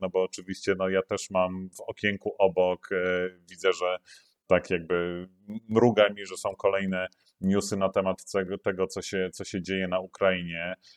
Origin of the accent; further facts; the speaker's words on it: Poland; moje dzieciństwo PRL-owskie było pełne